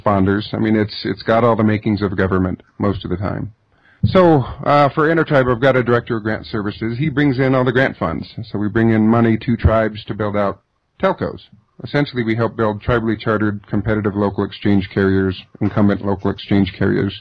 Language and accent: English; Southern Oregon, California, United States; I grew up on an Indian reservation in Northern California, Southern Oregon